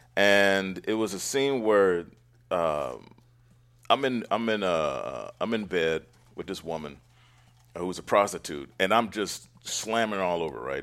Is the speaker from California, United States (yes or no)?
yes; Oakland, California, United States; Born and raised in Oakland